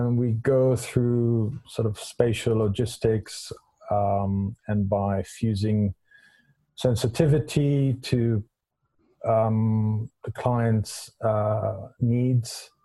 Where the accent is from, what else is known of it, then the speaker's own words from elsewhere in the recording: Israel; moved away as an adult; now in London, United Kingdom; I'm originally from Israel. I came to London in 93